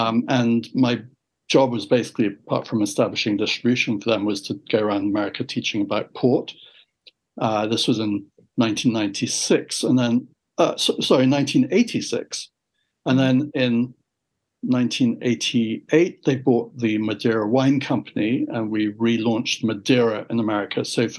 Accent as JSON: {"language": "English", "region": "England", "country": "United Kingdom", "tie": "born or raised there", "also_born_or_lived": "San Francisco, United States / Canada", "said": "After 21 years in San Francisco and 5 years in Canada and growing up in England."}